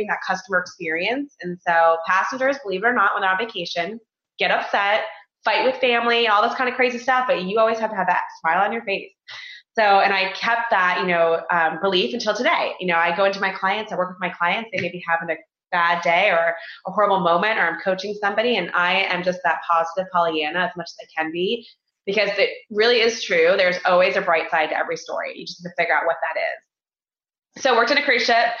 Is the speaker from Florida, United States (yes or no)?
yes; Florida, United States; moved away as an adult; I grew up in Florida, graduated from school in Florida, University of Central Florida